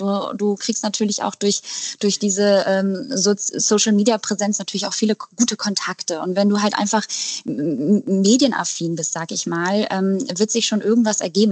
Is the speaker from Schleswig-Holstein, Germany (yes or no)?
yes; Eckernförde, Schleswig-Holstein, Germany; now in Hamburg, Germany; Ich komme nämlich eigentlich aus Eckernförde